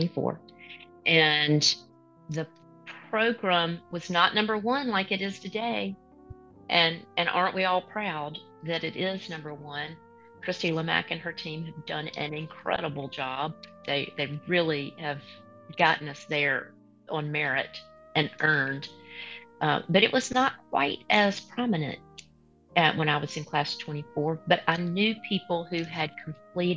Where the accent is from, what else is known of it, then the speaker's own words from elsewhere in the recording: Alabama, United States; I'm generationally from Alabama, so you asked where I grew up, but generations of my family has lived here